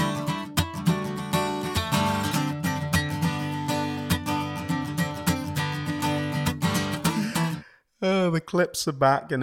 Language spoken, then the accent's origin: English; Hayes, London, United Kingdom; I was brought up in Hayes.